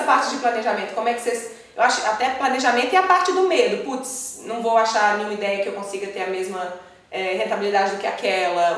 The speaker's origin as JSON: {"language": "Portuguese", "town": "Belo Horizonte", "region": "Minas Gerais", "country": "Brazil", "tie": "born or raised there", "moved": "yes", "said": "hoje, de volta a BH, minha terra natal"}